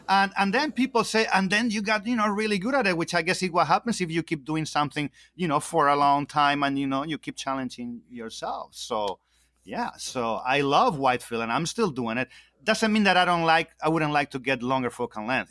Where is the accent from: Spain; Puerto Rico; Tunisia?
Spain; moved away; I'm originally from Spain